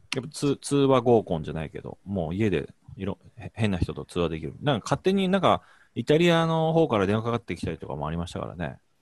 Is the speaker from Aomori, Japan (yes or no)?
yes; Aomori, Japan; 僕東北の人間